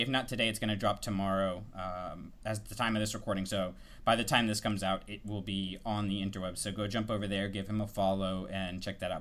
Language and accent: English; Tallahassee, Florida, United States; I grew up in Tallahassee, so it's Florida State